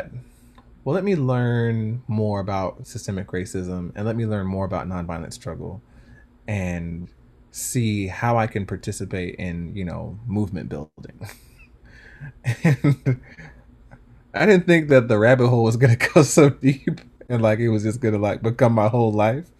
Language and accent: English; Stone Mountain, Georgia, United States; I grew up in Stone Mountain, Georgia, and in the South